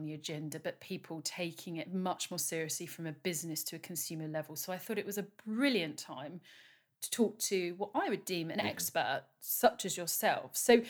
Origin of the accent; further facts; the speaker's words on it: United Kingdom; I'm very British talking about this now